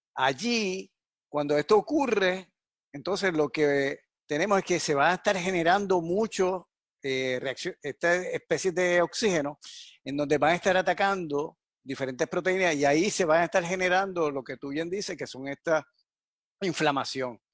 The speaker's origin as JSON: {"language": "Spanish", "town": "Yauco", "country": "Puerto Rico", "tie": "born or raised there", "moved": "yes", "said": "mi pueblo natal, que es Yauco"}